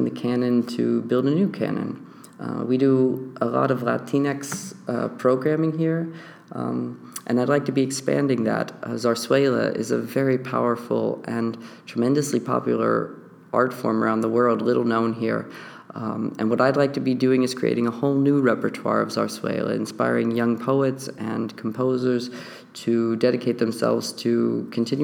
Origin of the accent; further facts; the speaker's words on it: Virginia, United States; moved away as an adult; also born or lived in Baltimore, United States / Amsterdam, Netherlands; I'm originally from West Virginia. I grew up in Virginia